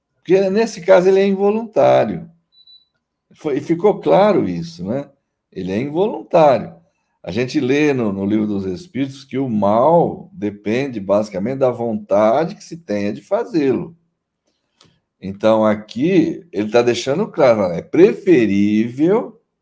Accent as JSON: {"language": "Portuguese", "region": "interior of São Paulo", "country": "Brazil", "said": "eu sou paulista do interior"}